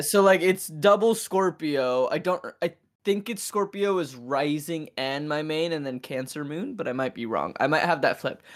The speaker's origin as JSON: {"language": "English", "town": "Seattle", "region": "Washington", "country": "United States", "moved": "yes", "said": "I'm from Seattle"}